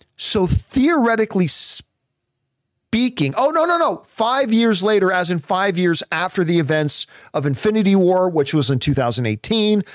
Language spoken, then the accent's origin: English; Canada; growing up in Canadian winters